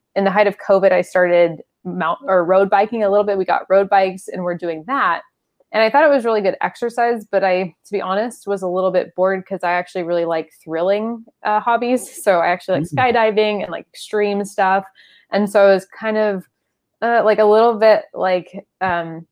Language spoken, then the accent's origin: English; San Diego, California, United States; I grew up in San Diego